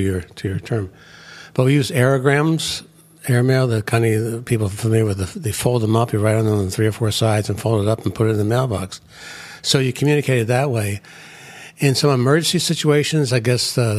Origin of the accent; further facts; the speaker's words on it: United States; also born or lived in Karnataka, India; we're not all Anglo-American like me